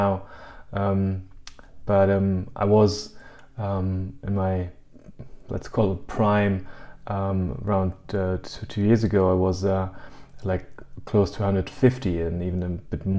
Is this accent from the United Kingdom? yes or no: no; Germany; also born or lived in United States; I'm from Germany originally, and I'm living in Germany